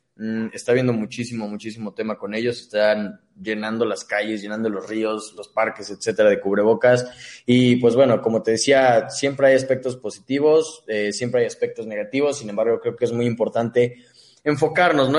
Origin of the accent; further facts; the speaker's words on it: Cuautitlán Izcalli, State of Mexico, Mexico; yo soy del Estado de México.